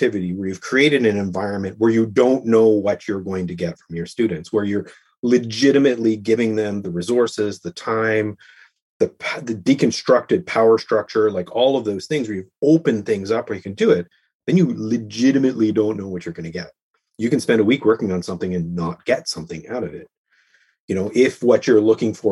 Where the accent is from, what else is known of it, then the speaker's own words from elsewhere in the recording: Canada; As a Canadian, we need heating in our houses.